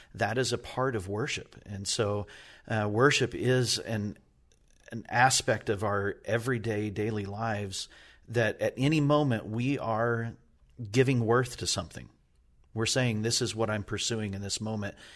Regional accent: New Mexico, United States; now in Indiana, United States; I grew up in New Mexico

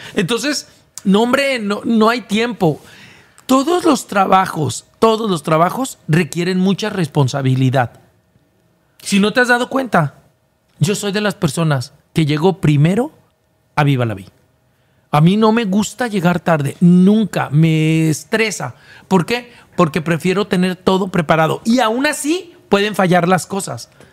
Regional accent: Guadalajara, Jalisco, Mexico; moved away as an adult; now in Monterrey, Mexico; Sí sé que en Guadalajara está mi casa. En Guadalajara está todos, toda mi parentela

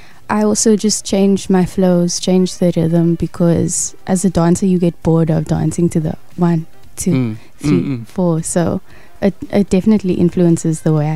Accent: Cape Town, Western Cape, South Africa; also born or lived in Parow; I'm originally from Bishop Leivas.

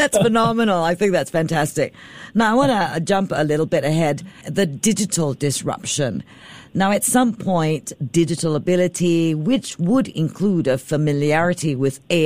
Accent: Singapore; I'm typical Singaporean

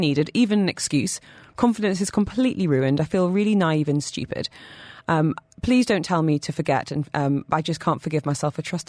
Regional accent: United Kingdom; I'm very British and would rather die.

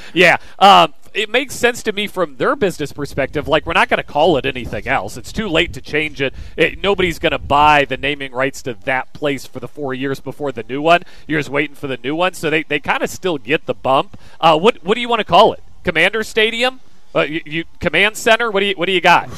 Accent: Kansas, United States; moved away as an adult; now in Virginia, United States; I grew up in Kansas. I moved out to Virginia

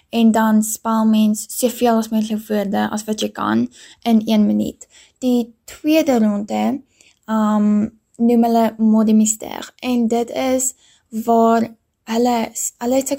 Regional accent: Pretoria, Gauteng, South Africa; Ek is hier in Pretoria gebore en dit is ook waar ek nog my hele lewe bly en groot word.

